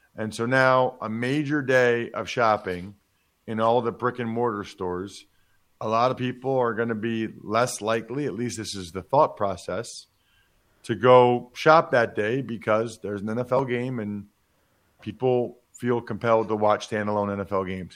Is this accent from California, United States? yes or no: no; Reading, Pennsylvania, United States; my hometown of Reading, Pennsylvania